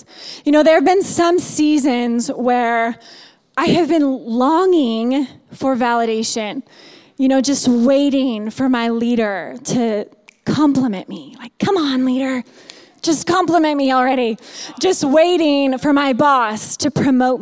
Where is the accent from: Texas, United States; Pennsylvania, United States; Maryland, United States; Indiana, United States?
Indiana, United States; moved away as an adult; also born or lived in California; I grew up in Indiana